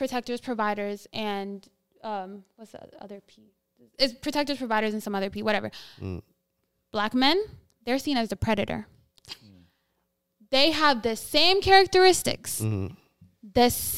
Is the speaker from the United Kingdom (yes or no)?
no; Ethiopia; moved away; I'm from Ethiopia, it's an African country. Those traditional gender roles are not present back home